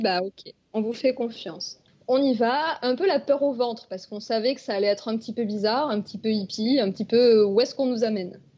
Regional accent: France; Il y a même des plages à côté de chez nous en France

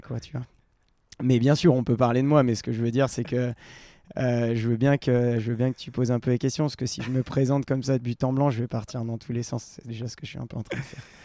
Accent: Val d'Arly, Auvergne-Rhône-Alpes, France; Je viens du Val d'Arly

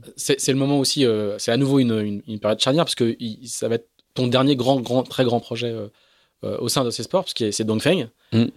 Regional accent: France; accent: French; c'est mon accent, euh, c'est mon accent français

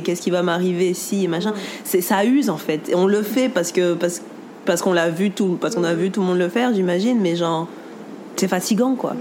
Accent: Guadeloupe; on est Guadeloupéen

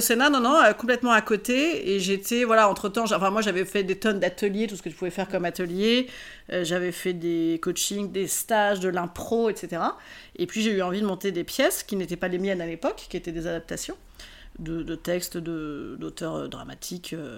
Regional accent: Rouen, Normandy, France; je suis originaire d'Arouen

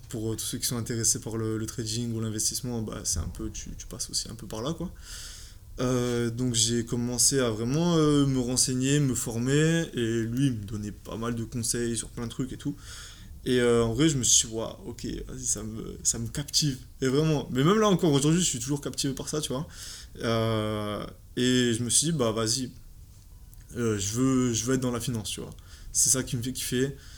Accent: Aix-en-Provence, Provence-Alpes-Côte d'Azur, France; je viens d'Aix

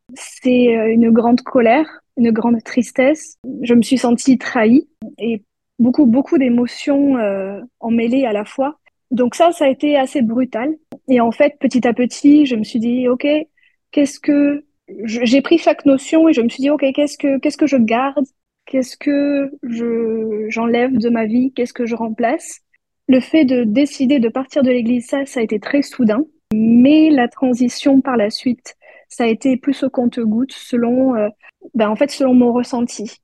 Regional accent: France; en France, euh, quand on, va à l'école, on est souvent les seuls membres

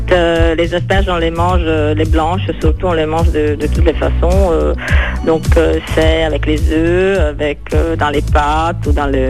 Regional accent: northern Italy, Italy; French is a second language; moved away; Alors moi je suis du Nord

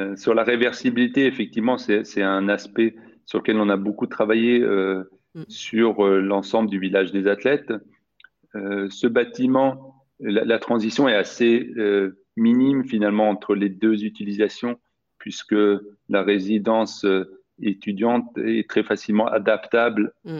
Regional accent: Sweden; moved away; j'ai grandi en Suède

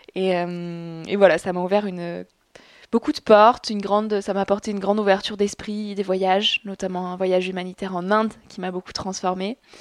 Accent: south-west France, France; je viens de la campagne. Mes parents sont agriculteurs, donc je viens du sud-ouest de la France.

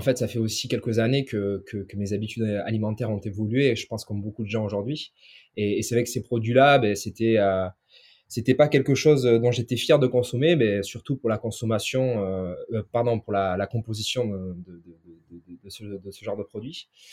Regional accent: inland Basque Country, Nouvelle-Aquitaine, France; je suis originaire du Pays Basque, donc euh, du Pays Basque intérieur

